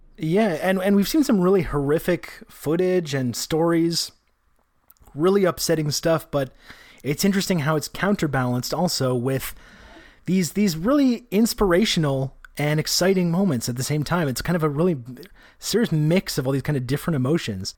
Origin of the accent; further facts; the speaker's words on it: Canada; as a Canadian person